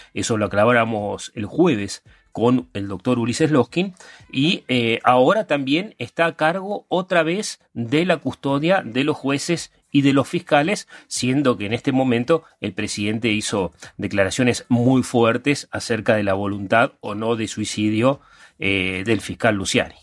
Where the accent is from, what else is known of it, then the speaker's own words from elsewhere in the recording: Argentina; sobre todo somos argentinos